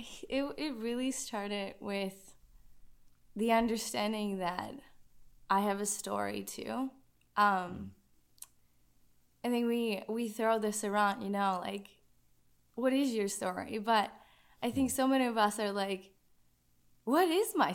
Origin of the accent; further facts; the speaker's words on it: Czechia; accent: Czech; moved away; I'm from Czech Republic